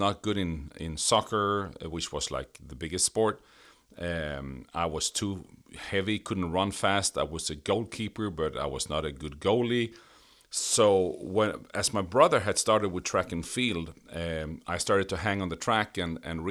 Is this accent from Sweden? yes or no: yes; Sweden; English is a second language; My background is I grew up in Sweden.